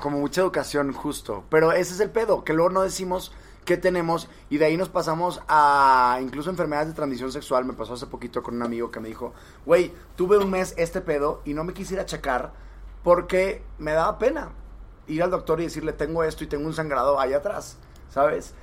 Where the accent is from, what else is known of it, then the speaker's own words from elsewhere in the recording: Monterrey, Nuevo León, Mexico; yo soy de Monterrey